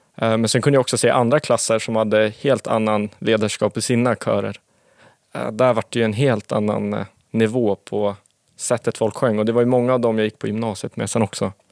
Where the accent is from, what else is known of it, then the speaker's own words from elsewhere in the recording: Sundbyberg, Stockholm County, Sweden; jag är uppvuxen i Sundbyberg